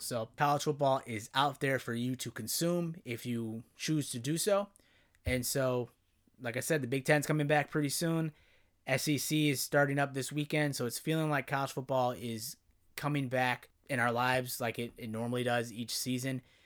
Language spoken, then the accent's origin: English; Chicago, Illinois, United States; I grew up in Illinois, the Chicagoland area.